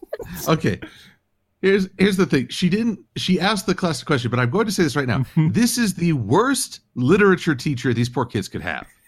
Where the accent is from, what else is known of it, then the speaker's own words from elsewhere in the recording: United States; I'm American